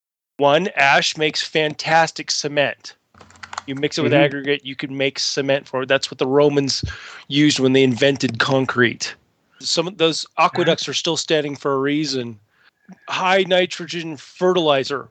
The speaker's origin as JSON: {"language": "English", "region": "Southern Oregon", "country": "United States", "tie": "born or raised there", "said": "Oregon, place of my birth. I'm from Southern Oregon."}